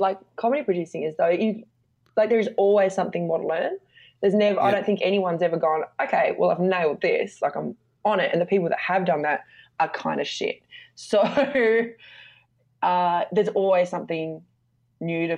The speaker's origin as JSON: {"language": "English", "town": "Devonport", "region": "Tasmania", "country": "Australia", "tie": "born or raised there", "said": "I grew up in Devonport, Tasmania"}